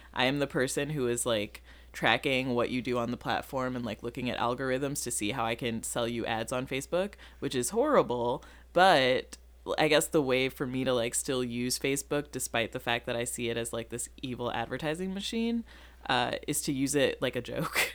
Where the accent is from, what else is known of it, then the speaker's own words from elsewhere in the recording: Rockford, Illinois, United States; also born or lived in Massachusetts; now in Chicago, United States; I'm from Rockford, Illinois.